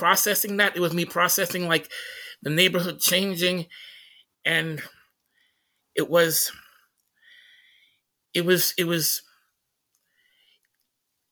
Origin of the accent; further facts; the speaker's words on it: Tacoma, Washington, United States; moved away; the tenements that, that I grew up in Hillside Terrace